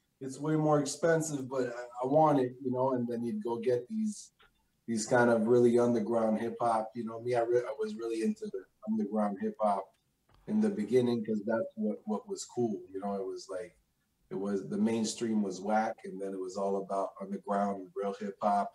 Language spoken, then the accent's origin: English; Quebec City, Quebec, Canada; also born or lived in Greenwich, Connecticut; when I came in Quebec at 5